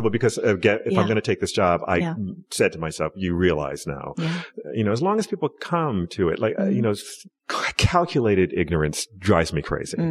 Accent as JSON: {"language": "English", "country": "United States", "tie": "born or raised there", "said": "I was raised black in America"}